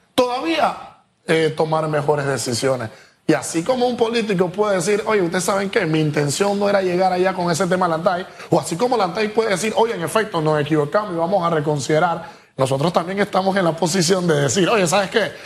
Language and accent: Spanish; Panama; nosotros como panameños